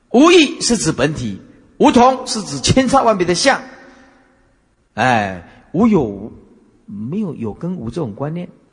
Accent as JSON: {"language": "Chinese", "country": "Taiwan", "said": "我们台湾话叫跨话卡丘啊"}